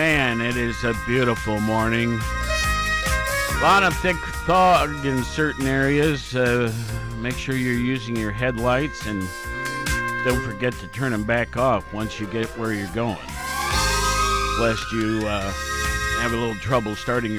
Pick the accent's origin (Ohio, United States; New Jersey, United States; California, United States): Ohio, United States; Worthington; moved away; my hometown of Worthington